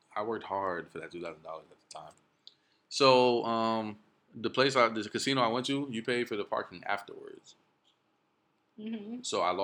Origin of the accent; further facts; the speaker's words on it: Miami, Florida, United States; born there; also born or lived in New Jersey; I was born in Miami, Florida.